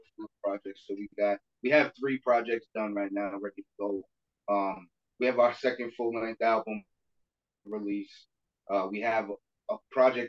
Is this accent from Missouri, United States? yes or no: no; Brockton, Massachusetts, United States; I'm from Brockton